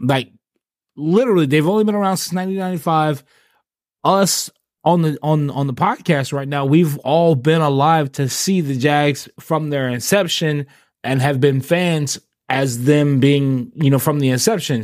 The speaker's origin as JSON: {"language": "English", "area": "Clay County", "region": "Florida", "country": "United States", "tie": "born or raised there", "said": "I live in Clay, so I grew up in Clay County"}